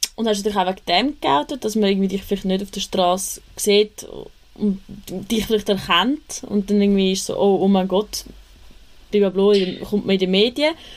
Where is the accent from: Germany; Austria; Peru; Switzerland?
Switzerland; Küsnacht, Zurich; ich komme auch aus Küsnacht